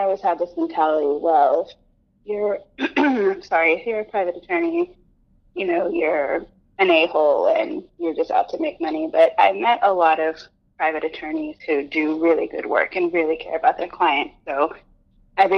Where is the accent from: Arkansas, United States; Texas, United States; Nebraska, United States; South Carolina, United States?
Texas, United States; Houston; I'm originally from Texas, I was born close to the border and was raised in Houston